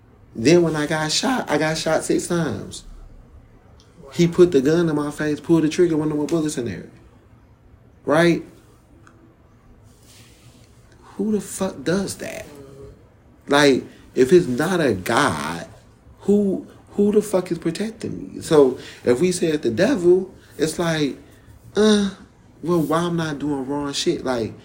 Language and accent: English; Jamaica; From when I'm Jamaican and Panamanian, so I understand patois really well.